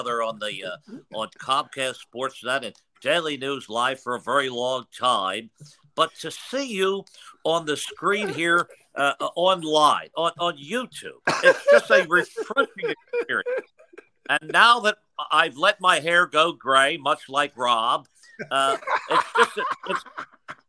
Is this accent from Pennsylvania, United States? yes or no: yes; Philadelphia, Pennsylvania, United States; I'm originally from Kensington